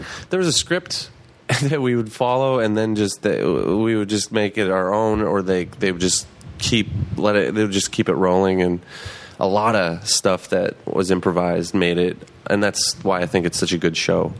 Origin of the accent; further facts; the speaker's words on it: Fargo, North Dakota, United States; moved away; I'm from Fargo, North Dakota.